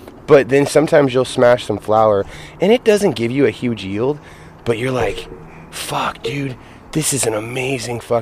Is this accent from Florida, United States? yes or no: no; Grenada, California, United States; also born or lived in Oregon; born and raised in Siskiyou County in Yreka in Grenada